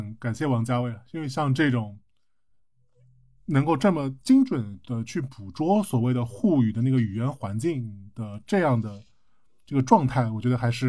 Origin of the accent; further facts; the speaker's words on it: Jing'an District, Shanghai, China; 就比如说我小时候是在静安区的，后来慢慢的搬到长宁区了。那其实我的生活半径基本上就是静安区加上一小部分长宁区。